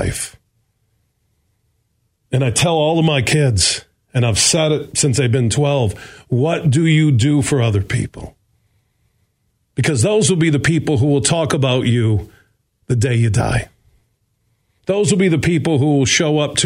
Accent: Burton Heights, Sparta, Michigan, United States; when I moved from Burton Heights to Sparta, Michigan

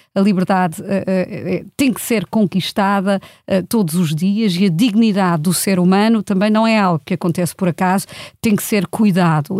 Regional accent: Germany; now in Portugal; eu cresci na Alemanha e nos anos 80 andava eu na escola

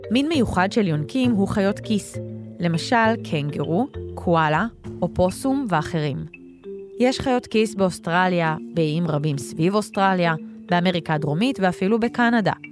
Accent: Ashkelon, Southern District, Israel; born there; now in Ashdod, Israel; אני בת שבע, ואני נולדתי באשקלון וגרה באשדוד.

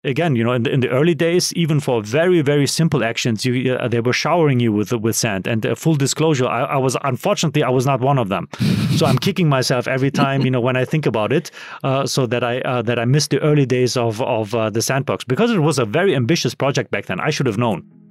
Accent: Germany; moved away; so I'm from Europe, so I'm from Germany

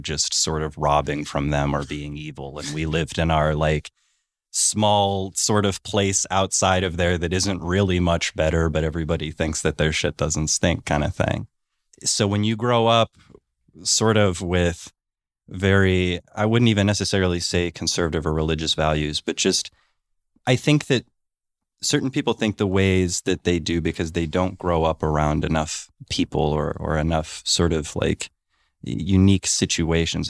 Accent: Warren, Ohio, United States; I grew up in Warren, Ohio

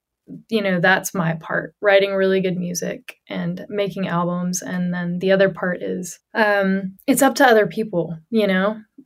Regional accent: Johnson City, Tennessee, United States; moved away as an adult; my hometown in Johnson City, Tennessee, which is East Tennessee

